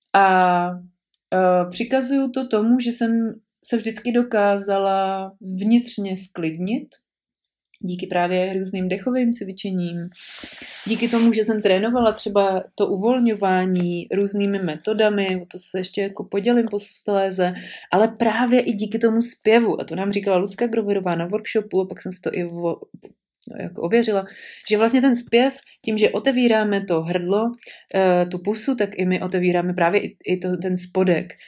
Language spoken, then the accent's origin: Czech; Prague, Czechia; moved away as an adult; já jsem byla hrdá pražačka a e, narodila jsem se tam, s mým mužem jsme tam žili většinu, vět, velkou část našeho života